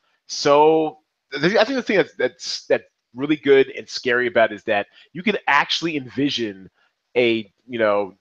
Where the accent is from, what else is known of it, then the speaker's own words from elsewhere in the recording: Seattle, Washington, United States; now in Las Vegas, United States; I'm from Seattle originally